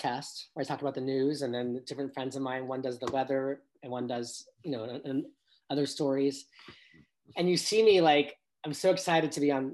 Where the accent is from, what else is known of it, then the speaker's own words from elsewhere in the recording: Los Angeles, California, United States; also born or lived in New York City; I was raised in Encino in the Valley, which yes, it's in Los Angeles, but it's still kind of the suburbs